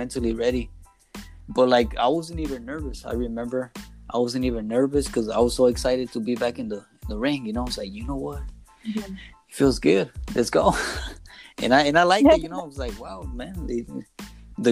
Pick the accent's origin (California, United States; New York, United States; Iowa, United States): California, United States; Inglewood; I grew up in Inglewood